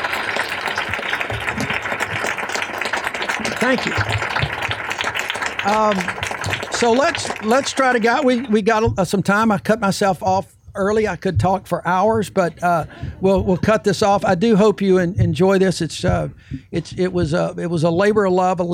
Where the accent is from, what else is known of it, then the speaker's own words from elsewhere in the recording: Fairfield, Alabama, United States; a white kid growing up in Fairfield in a segregated and protected world